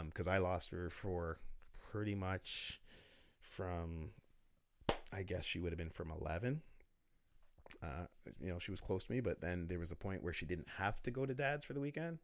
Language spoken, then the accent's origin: English; Oshawa, Ontario, Canada; I'm from Oshawa